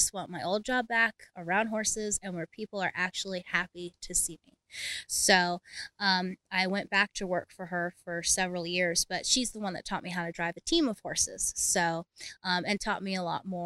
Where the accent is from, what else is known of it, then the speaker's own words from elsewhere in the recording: Philadelphia, Pennsylvania, United States; moved away; we're from Philadelphia originally